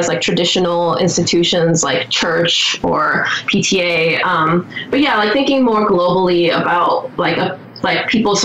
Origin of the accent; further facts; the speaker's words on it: Taiwan; now in United States; Part of my life, I grew up in Taiwan in a pretty collectivist culture.